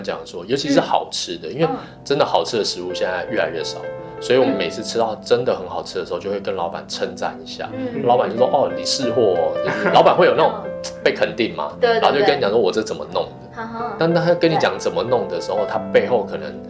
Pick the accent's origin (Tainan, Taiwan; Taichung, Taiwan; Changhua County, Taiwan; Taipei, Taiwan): Taipei, Taiwan; also born or lived in Hamaxing, Kaohsiung / Hsinchu / Hualien; 因为以前我只认识台北嘛，我在台北长大，那所以我我然后我在花莲念书，